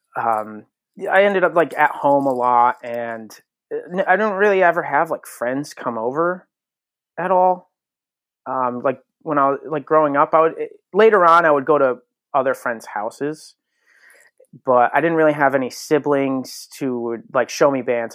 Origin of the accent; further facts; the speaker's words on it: Connecticut, United States; born and raised in Connecticut.